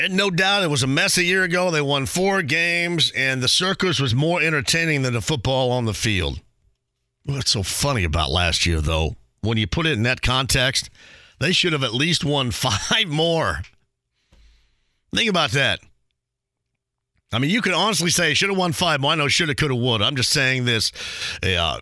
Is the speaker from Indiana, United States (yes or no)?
yes; Southern Indiana, United States; I'm from Southern Indiana.